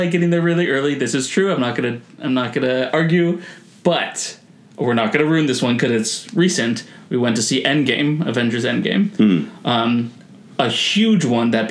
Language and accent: English; San Francisco, California, United States; I'm from San Francisco